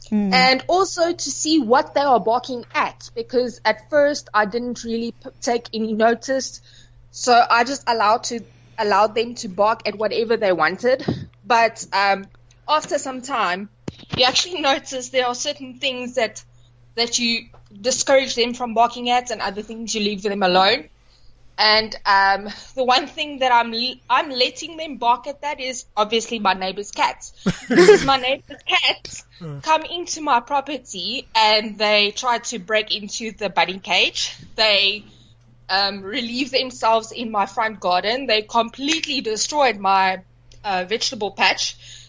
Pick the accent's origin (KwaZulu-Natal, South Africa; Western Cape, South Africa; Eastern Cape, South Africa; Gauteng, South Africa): Gauteng, South Africa; Johannesburg; now in Nelspruit, South Africa; I'm not from Nelspruit originally. I came from Joburg, so I bought this house because I was able to keep dogs here.